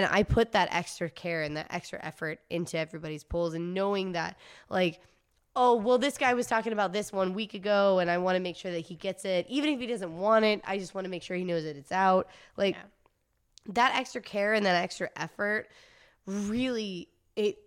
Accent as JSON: {"language": "English", "region": "Georgia", "country": "United States", "moved": "yes", "lives_now": "Fullerton, United States", "said": "I'm from Georgia. Okay. My mom lives in Atlanta"}